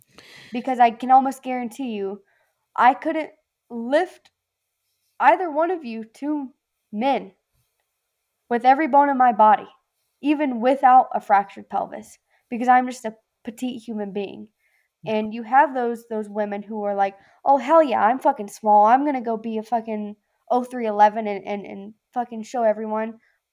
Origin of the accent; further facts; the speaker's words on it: the South, United States; I'm from the South, where everyone has sex with their cousin. Of course, I have the weirdest accent.